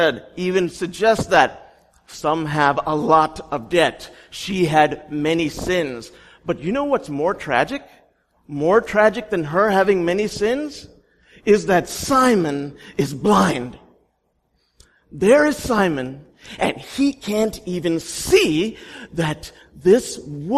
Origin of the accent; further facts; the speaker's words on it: India; I'm Indian